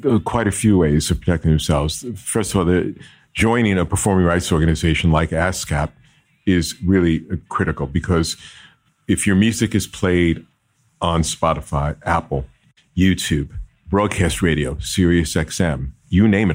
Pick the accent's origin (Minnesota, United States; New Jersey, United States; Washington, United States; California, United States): New Jersey, United States; Jersey City; I'm from New Jersey, born and bred in Jersey City, New Jersey, and lived in Jersey